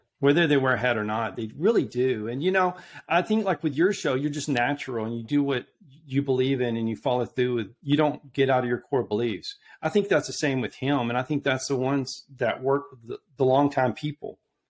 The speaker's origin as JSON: {"language": "English", "region": "South Texas", "country": "United States", "said": "I'm from South Texas."}